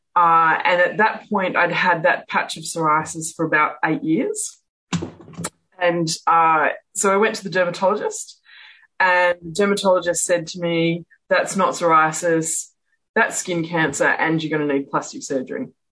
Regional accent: Perth, Western Australia, Australia; I'm from Perth in Western Australia.

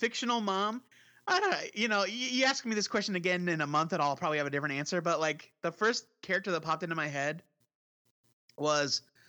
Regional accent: Midwest, United States; We're from the Midwest

